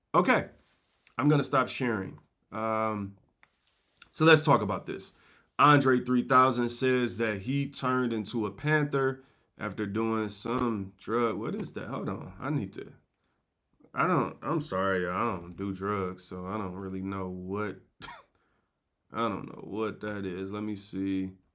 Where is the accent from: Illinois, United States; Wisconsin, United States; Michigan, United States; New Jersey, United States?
Michigan, United States; Detroit; I'm from Detroit